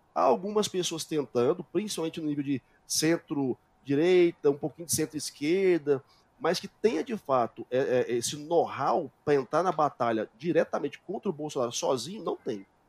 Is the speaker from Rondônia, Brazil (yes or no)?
no; Goiânia, Goiás, Brazil; also born or lived in Portugal; eu continuo dando as minhas aulas aqui em Goiás, eu sou de Goiânia